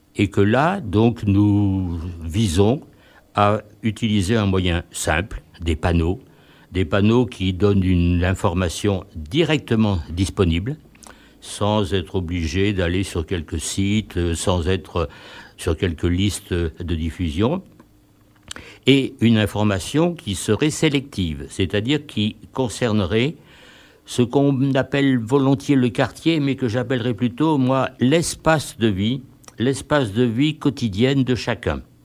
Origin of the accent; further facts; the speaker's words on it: Grenoble, Auvergne-Rhône-Alpes, France; habitant de Grenoble et militant associatif depuis pas mal de temps